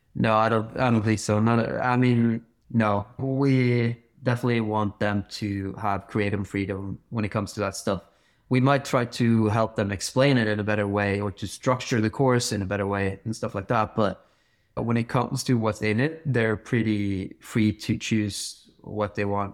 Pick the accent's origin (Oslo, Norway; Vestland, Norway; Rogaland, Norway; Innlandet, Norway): Vestland, Norway; Bergen; I grew up climbing in Bergen